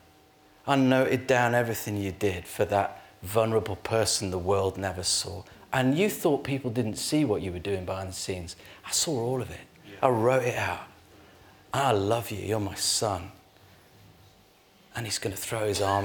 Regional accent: Yorkshire and the Humber, United Kingdom; I'm from Yorkshire.

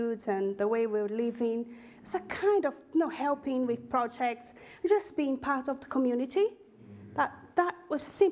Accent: Northeast Region, Brazil; English is a second language; moved away as an adult; now in Basingstoke, United Kingdom; my hometown in Brazil, in the northeast of Brazil

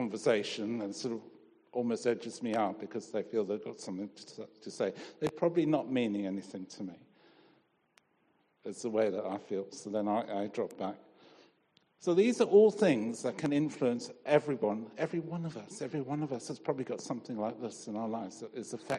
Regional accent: Zimbabwe; I grew up in Rhodesia. My dad was initially in the police and then he worked for the railways.

